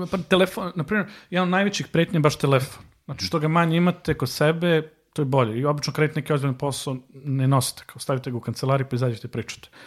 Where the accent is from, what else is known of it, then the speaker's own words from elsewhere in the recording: Serbia; ovde kod nas u Srbiji